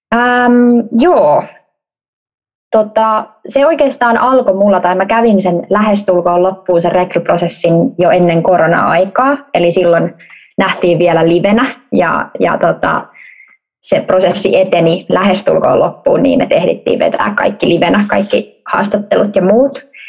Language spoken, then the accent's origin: Finnish; Helsinki, Uusimaa, Finland; moved away as an adult; also born or lived in Vaasa; Helsingistä, Helsingistä Pohjois-Helsingistä ponnistan